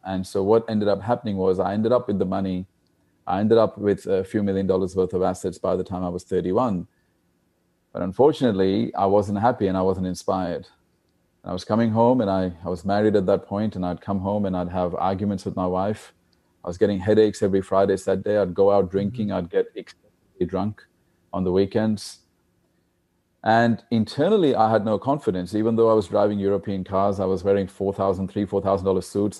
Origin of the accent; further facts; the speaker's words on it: India; I was born in India. as you know, India is a, is a poor country, and there's a lot of poor people there.